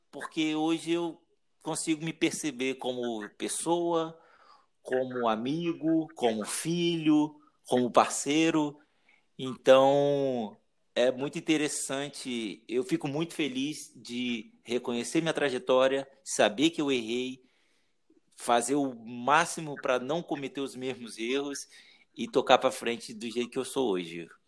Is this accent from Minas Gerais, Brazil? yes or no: no; Espírito Santo, Brazil; moved away as an adult; now in Curitiba, Brazil; E depois que eu, que eu, que eu saí do Espírito Santo, foi uma decisão de um mês, cara, e vim para Curitiba